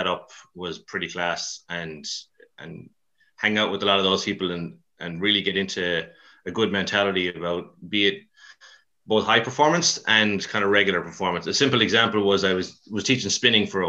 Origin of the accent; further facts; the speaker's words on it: Mayo, Connacht, Ireland; also born or lived in Dublin; now in Galway, Ireland; I'm from Mayo as well, so for my sins. Well, Mayo/Dublin, actually